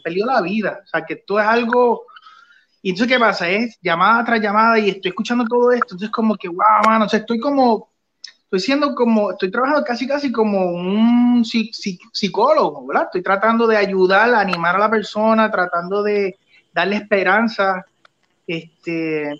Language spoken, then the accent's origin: Spanish; Puerto Rico